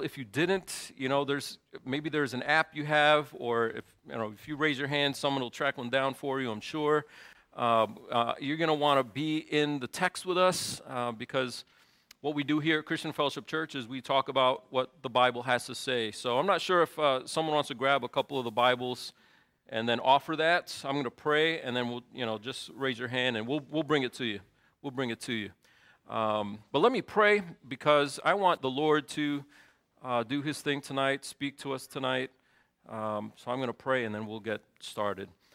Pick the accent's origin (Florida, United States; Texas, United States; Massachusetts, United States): Massachusetts, United States; Lawrence; moved away as an adult; now in Chicago, United States; I was born in Lawrence, Massachusetts